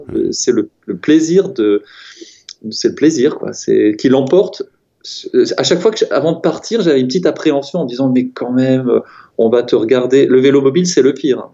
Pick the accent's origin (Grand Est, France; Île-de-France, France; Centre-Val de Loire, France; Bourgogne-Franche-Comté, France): Grand Est, France; Strasbourg; moved away; also born or lived in Paris; je viens de Strasbourg